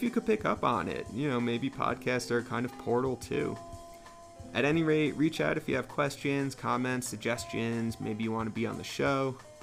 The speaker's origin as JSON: {"language": "English", "region": "Northeast", "country": "United States", "tie": "born or raised there", "moved": "yes", "lives_now": "New Mexico, United States", "said": "I grew up in the Northeast where everything is much more claustrophobic"}